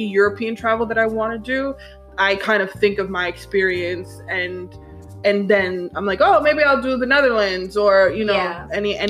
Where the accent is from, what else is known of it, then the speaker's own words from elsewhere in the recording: Jamaica; because I'm from Jamaica